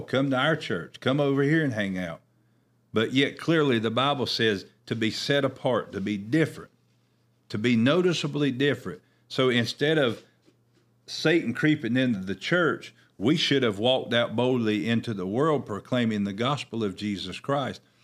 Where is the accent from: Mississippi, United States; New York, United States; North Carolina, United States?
North Carolina, United States; Oakboro; I know in our town that I grew up in here in Oakborough